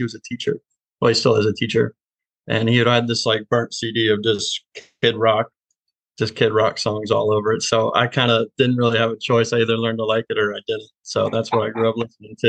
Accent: Mount Orab, Ohio, United States; moved away as an adult; also born or lived in Pikeville, Kentucky; I grew up in a small town, Mount Arbor, Ohio, about 45 minutes east of Cincinnati

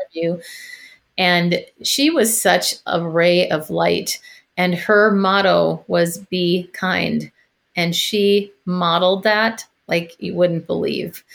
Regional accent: Minneapolis, Minnesota, United States; moved away as an adult; also born or lived in San Francisco; I am originally from Minneapolis

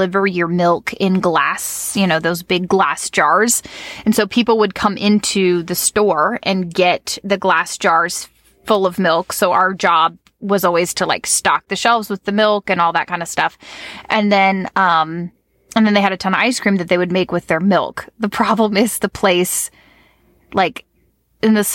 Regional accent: Virginia Beach, Virginia, United States; I grew up in the Virginia Beach area

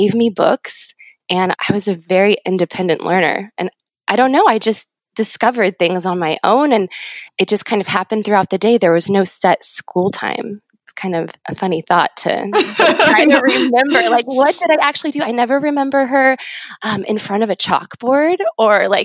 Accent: Ramona, California, United States; I grew up in Ramona in a little small town in San Diego

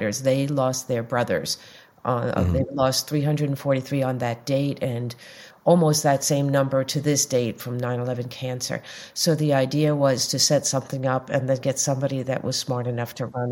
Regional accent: Long Island, New York, United States; also born or lived in Greenwich Village, New York / Brooklyn, New York; I grew up on Long Island. I moved into Greenwich Village in the 70s, and then I moved over to Brooklyn

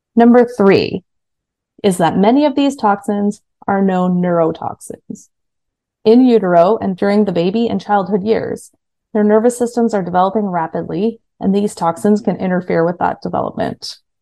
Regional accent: Kingston, Ontario, Canada; I was at Queen's University in Kingston, Ontario, which is my hometown

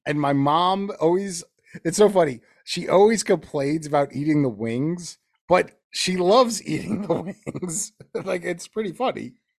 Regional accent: Teaneck, New Jersey, United States; my hometown, we would play, and that's in Teaneck, New Jersey

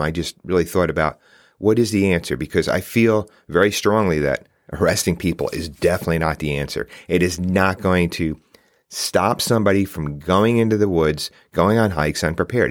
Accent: New York, United States; I live in New York State. I grew up right outside New York City

